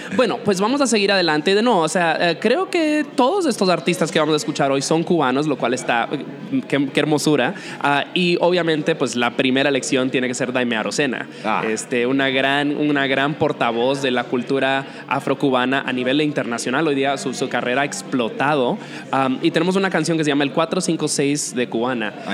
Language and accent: Spanish; Dominican Republic; moved away; also born or lived in New York; Yo, yo me crié en la República Dominicana